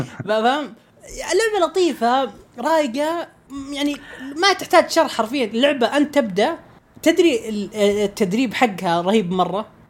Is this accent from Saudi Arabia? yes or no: yes; Saudi Arabia; عندنا في السعوديه